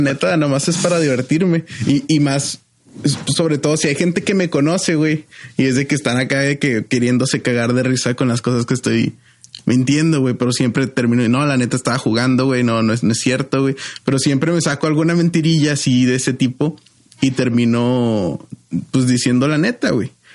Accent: Ciudad Juárez, Chihuahua, Mexico; sí soy de Juárez

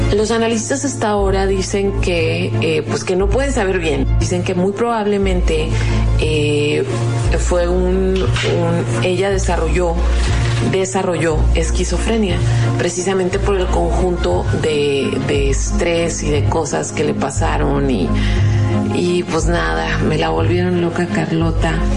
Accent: Mexicali, Baja California, Mexico; Yo soy muy norteña, llamo mi Mexicali, llamo mi Baja

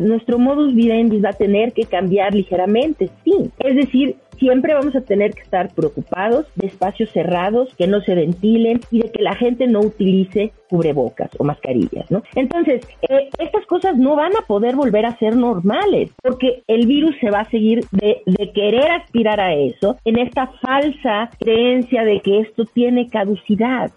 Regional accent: Mexico; yo soy mexicano y me late ser mexicano

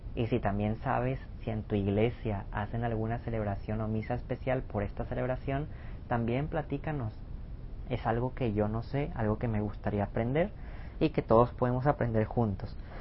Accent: Mexico; a mí como mexicano

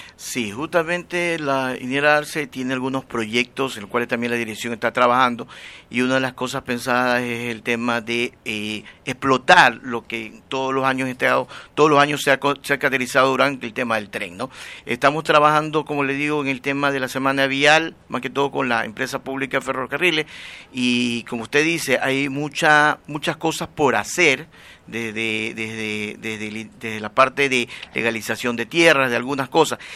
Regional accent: Guayaquil, Guayas, Ecuador; now in Durán, Ecuador; yo soy guayaquileño, pero ya tengo algún tiempo trabajando y viviendo en Durán ahorita

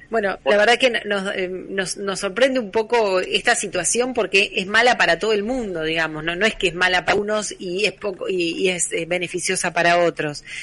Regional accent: Buenos Aires, Argentina; como buenos porteños

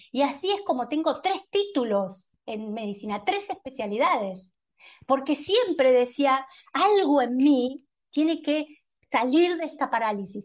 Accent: Argentina; en un país como la Argentina, que era un país que siendo médica

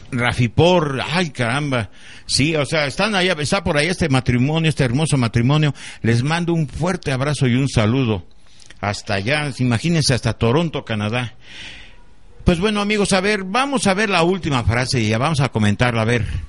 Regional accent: Mexico; mi dignidad como ser humano y como mexicano

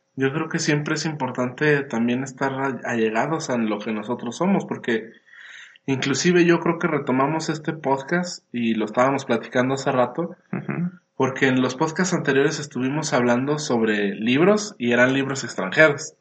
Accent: Mexico; aquí como mexicanos

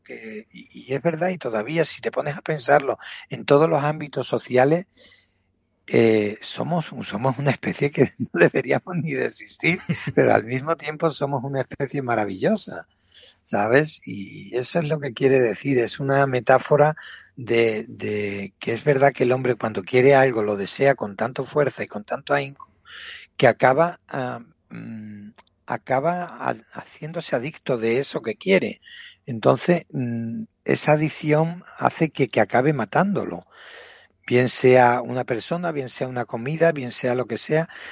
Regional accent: Cáceres, Extremadura, Spain; moved away as an adult; also born or lived in Brozas; now in Seville, Spain; nací en Cáceres, pero mm, provengo de mi familia proviene de un pueblo muy muy bonito que se llama Brozas

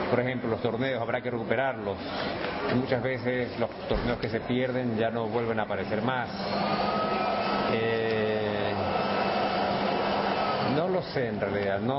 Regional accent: Ecuador; now in Andalusia, Spain; estoy a gusto en Andalucía y no, soy ecuatoriano de pura cepa, sí.

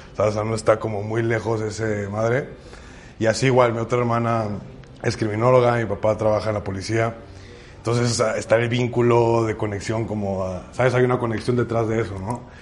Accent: Ciudad Valles, San Luis Potosí, Mexico; soy de Ciudad Valles, que no tenemos como artistas referentes de aquí

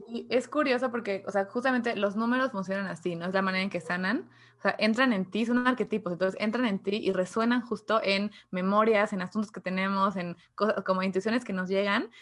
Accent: Mexico; soy de México

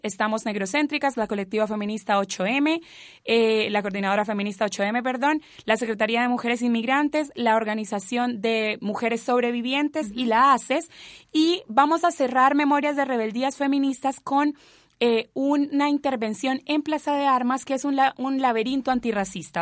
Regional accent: Colombia; now in Chile; yo no ando con un tatuaje de Colombia en la frente

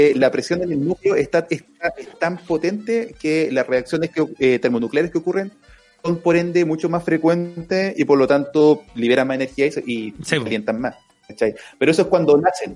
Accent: Chile; De Chile

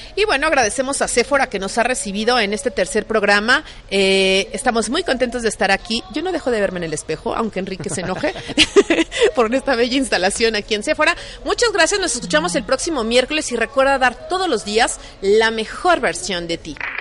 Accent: Mexico

